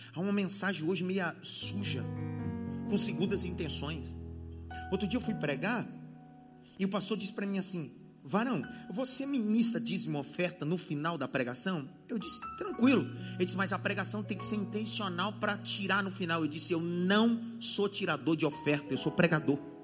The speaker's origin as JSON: {"language": "Portuguese", "region": "Pernambuco", "country": "Brazil", "said": "Eu sou nordestino, eu sou pernambucano"}